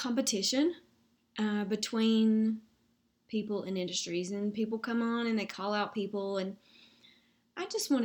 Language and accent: English; the South, United States; accent: Southern